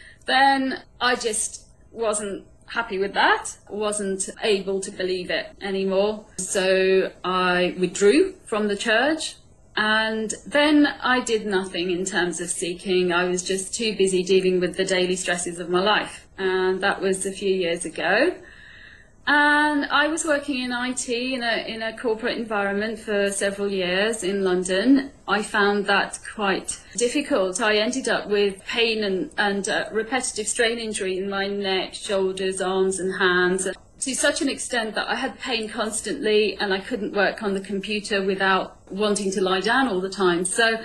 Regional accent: India; born there; I was born in India where there's like masses of them.

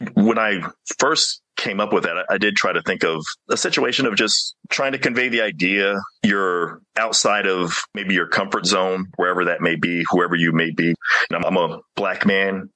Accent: Mississippi, United States; growing up in Mississippi

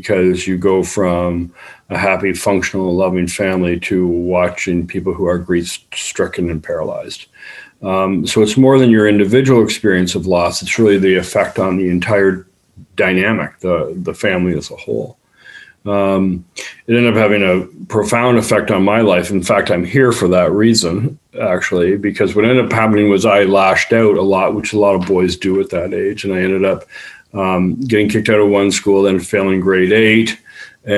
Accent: Toronto, Ontario, Canada; also born or lived in Buffalo; I'm Canadian. I'm from Toronto

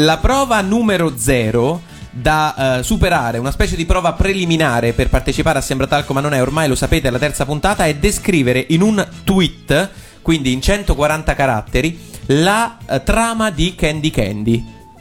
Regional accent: Terni, Umbria, Italy; io sono nato a Terni e cresciuto a Terni

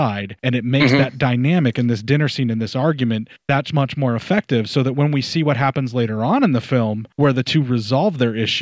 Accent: Western Pennsylvania, United States; I was born in Western Pennsylvania, because that's how I was raised there

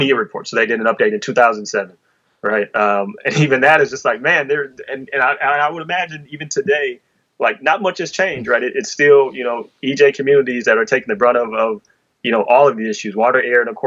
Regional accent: Detroit, Michigan, United States; I'm from Detroit, right? Where we built and owned a water system

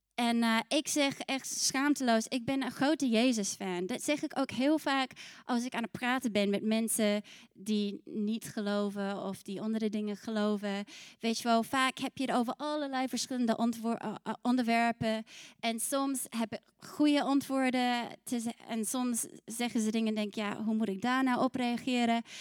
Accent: New Zealand; also born or lived in Scotland (ancestry); now in Netherlands; ik kom uit Nieuw-Zeeland

